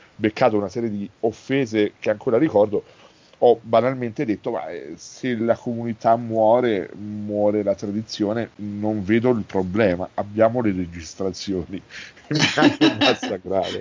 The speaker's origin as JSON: {"language": "Italian", "town": "Naples", "region": "Campania", "country": "Italy", "said": "io sono napoletano, italiano napoletano, i miei genitori addirittura sono nati nella stessa strada"}